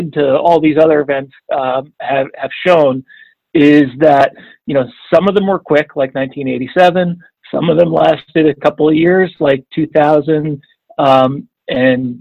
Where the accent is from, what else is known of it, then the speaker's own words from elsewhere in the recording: the New York area, United States; growing up in the New York area